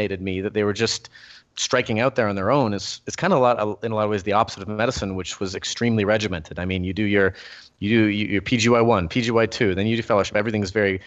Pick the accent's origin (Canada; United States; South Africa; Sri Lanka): Canada; Hamilton, Ontario; I'm from Hamilton, which is about an hour outside Toronto